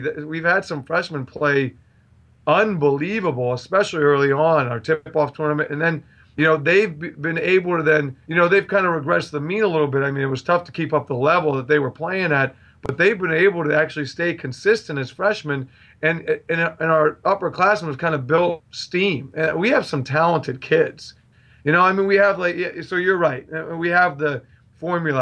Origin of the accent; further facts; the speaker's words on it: Bellefonte, Pennsylvania, United States; moved away; I grew up with him because I'm from the State College area. I'm from Bellefonte